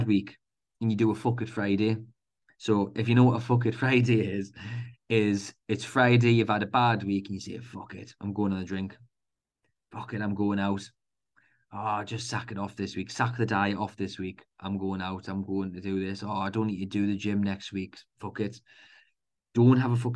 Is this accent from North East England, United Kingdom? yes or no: yes; Newcastle upon Tyne, North East England, United Kingdom; accent: Geordie; my Geordie accent